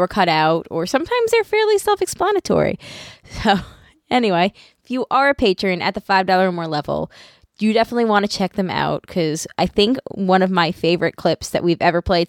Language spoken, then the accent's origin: English; Long Island, New York, United States; I'm from Long Island.